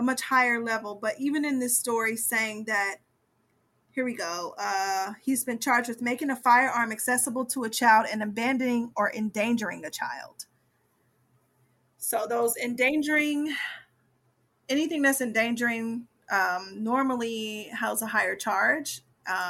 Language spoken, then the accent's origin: English; Ohio, United States; I grew up in Ohio